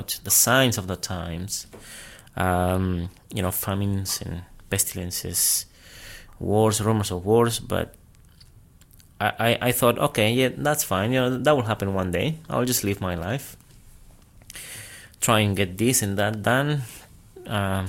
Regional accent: Peru; moved away as an adult; now in Australia; I'm from Peru, South America. I came here to Australia when I was 19.

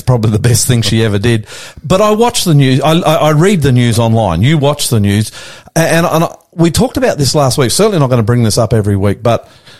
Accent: Australia; also born or lived in Sydney; I'm the Aussie Pastor coming to you live from our studios in northwest Sydney.

